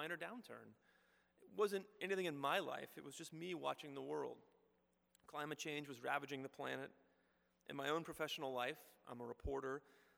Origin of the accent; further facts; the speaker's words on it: Houston, Texas, United States; moved away; I grew up in Houston, going to Presbyterian Church